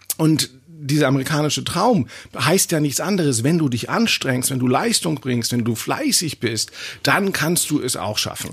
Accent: Germany; bei uns in Deutschland

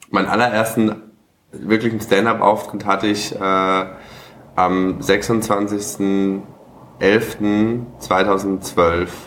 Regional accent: Cologne, North Rhine-Westphalia, Germany; also born or lived in Lower Franconia, Bavaria; komme aus Köln ursprünglich auch gebürtig? Nee, ich bin in, äh, in Bayern geboren, also in Unterfranken.

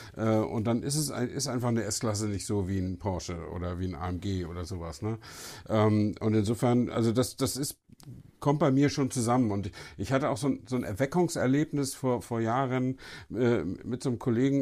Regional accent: Northern Germany, Germany; also born or lived in Brandenburg; als Norddeutscher

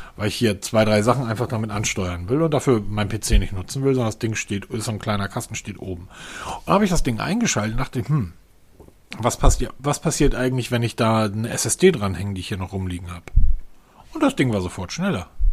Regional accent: Husum, Schleswig-Holstein, Germany; now in Hesse, Germany; meine alte Heimat, an das Fischhaus Loof oben in Husum an der Nordseeküste

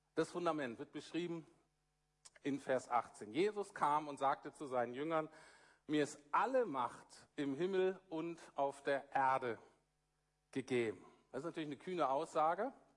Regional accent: Germany; als Deutsche

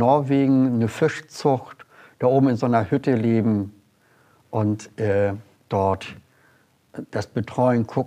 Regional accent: Hamburg, Germany; Ich bin Hamburger durch und durch

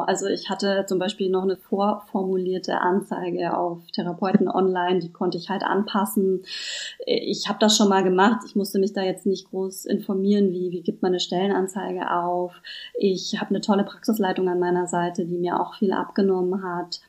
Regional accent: Germany; now in Berlin, Germany; Ich komme ursprünglich vom schönen Bodensee und bin aber schon sehr lange Wahlberlinerin.

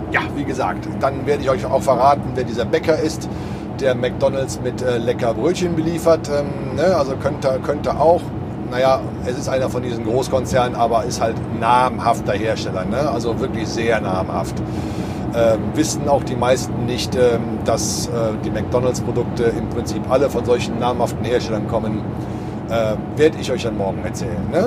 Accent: Cologne, North Rhine-Westphalia, Germany; Ich meine, ich komme selber aus Köln und da hat man ja auch einen etwas äh, anderen Umgang miteinander.

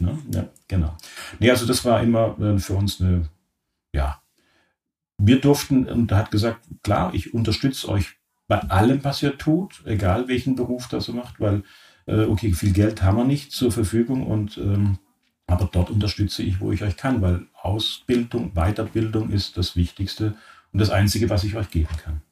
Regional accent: Oberharmersbach, Baden-Württemberg, Germany; moved away; meine Eltern ein Friseurgeschäft hatten, mitten im Schwarzwald in einem sehr idyllischen kleinen Ort namens Oberharemersbach. Das ist in der Nähe von Offenburg

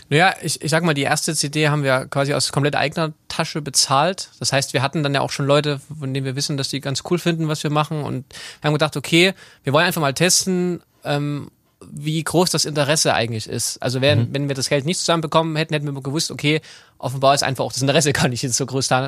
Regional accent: Chemnitz, Saxony, Germany; ich bin in Chemnitz aufgewachsen

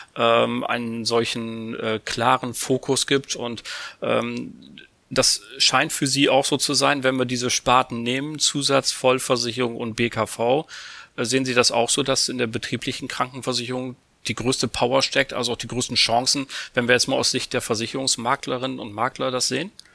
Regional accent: Bremen, Germany; now in Hamburg, Germany; bin ich ja Bremer

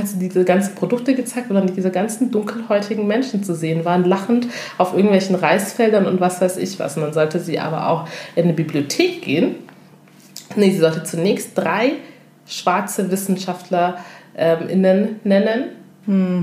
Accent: Germany; wir als afrodeutsche Frauen

